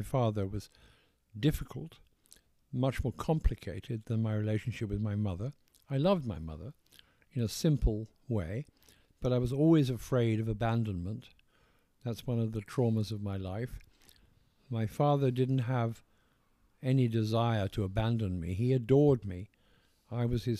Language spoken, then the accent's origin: English; England, United Kingdom; accent: posh English